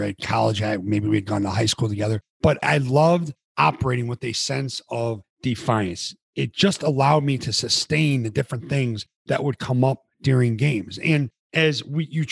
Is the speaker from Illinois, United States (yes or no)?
yes; near Palatine, Illinois, United States; Harper College, junior college right around my hometown. It was in Palatine, Illinois.